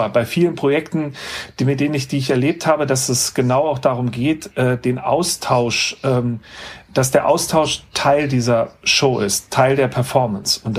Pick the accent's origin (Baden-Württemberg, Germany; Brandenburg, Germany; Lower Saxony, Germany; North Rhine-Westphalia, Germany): Lower Saxony, Germany; born there; So zum Beispiel, ich komme, bin ja gebürtig aus dem Landkreis Göttingen